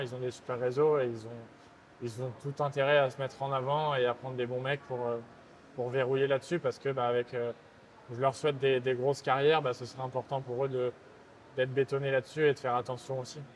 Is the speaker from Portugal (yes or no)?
no; France; accent: French; J'ai un accent français